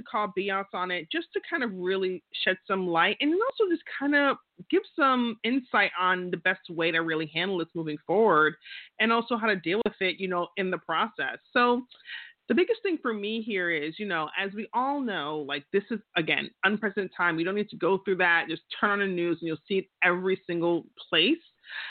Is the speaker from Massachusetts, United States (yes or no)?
no; Queens, New York, United States; I'm from Queens. That's how we do things, you know? We just talk.